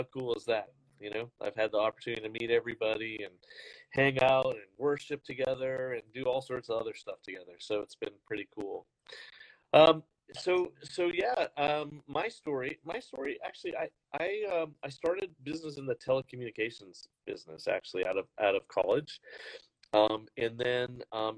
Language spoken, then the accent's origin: English; Canada; I'm originally Canadian